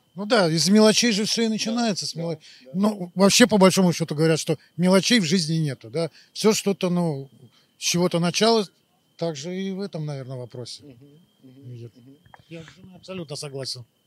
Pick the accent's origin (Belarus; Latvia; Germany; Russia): Latvia; Riga; я из Риги